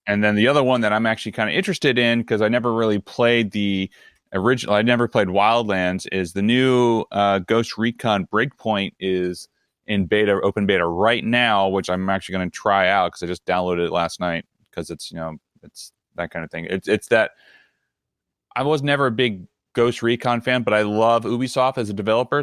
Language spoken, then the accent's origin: English; Maryland, United States; I'm from Southern Mar-, not Southern Maryland, but I'm from Maryland, which is technically still in the South